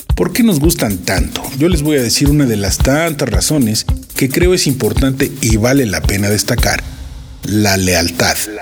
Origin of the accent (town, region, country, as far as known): Mexico